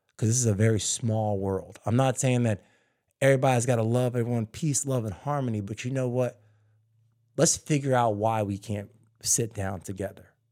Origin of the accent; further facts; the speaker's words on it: New Jersey, United States; also born or lived in Philadelphia, Pennsylvania; now in California, United States; I was born in Philly, and I grew up in Jersey